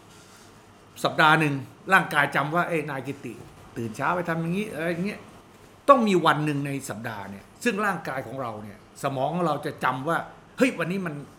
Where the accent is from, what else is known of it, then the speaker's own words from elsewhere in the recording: Khon Kaen, Thailand; moved away as an adult; also born or lived in Bangkok; พี่กลับบ้านมาขอนแก่น